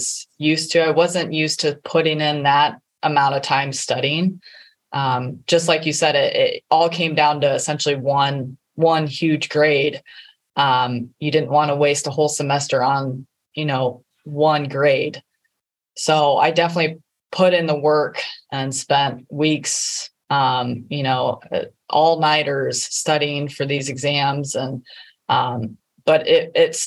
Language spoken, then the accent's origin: English; Ohio, United States; also born or lived in Alabama / Boca Raton, Florida; I grew up in Ohio